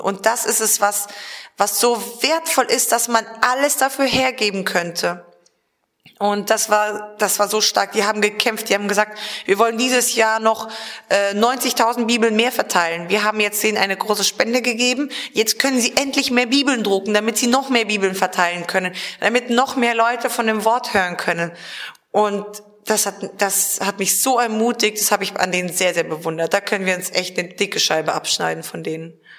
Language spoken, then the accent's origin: German; Germany; bei uns in Deutschland